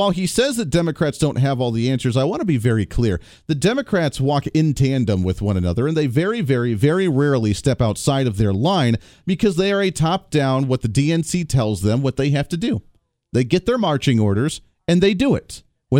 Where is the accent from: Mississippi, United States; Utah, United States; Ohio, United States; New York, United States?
Ohio, United States; moved away; I lived in Ohio. I grew up in Ohio. I went to college in Ohio. I spent a couple years ago there. I went to Ohio again for about 6 months.